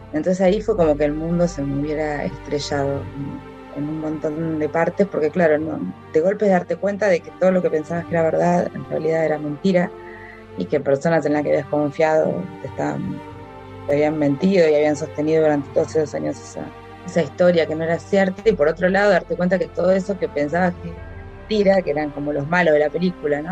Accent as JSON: {"language": "Spanish", "region": "Buenos Aires", "country": "Argentina", "tie": "born or raised there", "said": "Vivíamos en un departamento en, acá en la Ciudad de Buenos Aires, en el barrio Belgrano"}